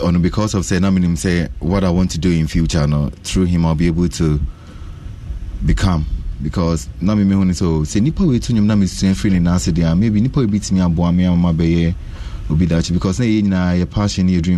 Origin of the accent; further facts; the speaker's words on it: Kumasi, Ashanti, Ghana; also born or lived in Accra; my family was in Kumasi